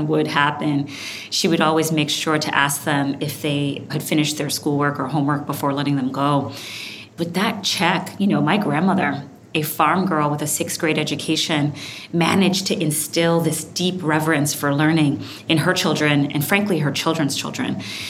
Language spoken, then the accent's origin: English; Brooklyn, New York, United States; also born or lived in Kingston, Jamaica; started when I was a girl growing up in Brooklyn, New York, but also Kingston, Jamaica.